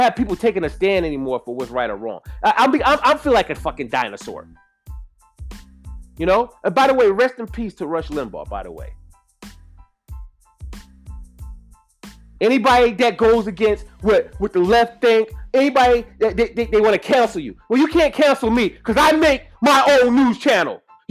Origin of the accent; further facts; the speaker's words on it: United States; I'm American made